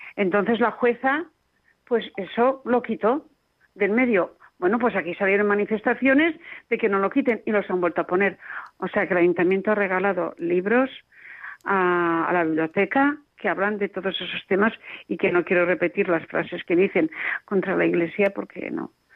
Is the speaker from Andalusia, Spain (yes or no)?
no; Castellón de la Plana, Valencian Community, Spain; Aquí en Castellón de la Plana, yo soy de Castellón